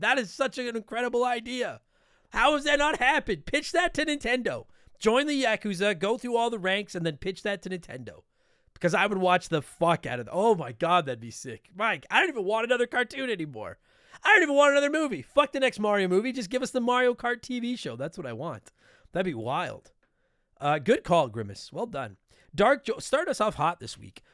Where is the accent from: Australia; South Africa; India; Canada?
Canada; we're Canadian